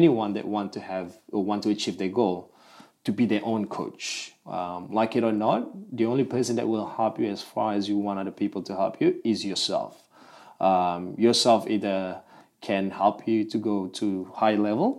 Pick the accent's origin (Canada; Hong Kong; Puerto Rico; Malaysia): Malaysia; Malaysian Borneo; now in Melbourne, Australia; Originally, I'm from Malaysia. I'm from the Borneo side of Malaysia